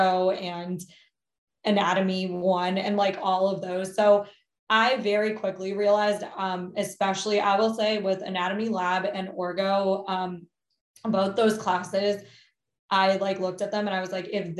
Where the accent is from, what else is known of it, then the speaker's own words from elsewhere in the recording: Maryland, United States; also born or lived in Rockville, Maryland; I grew up in Maryland. Currently am in Rockville, Maryland.